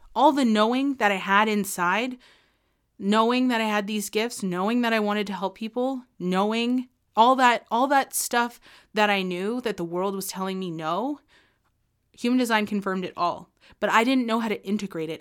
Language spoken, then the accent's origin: English; Ontario, Canada; moved away as an adult; also born or lived in British Columbia; I was literally from Ontario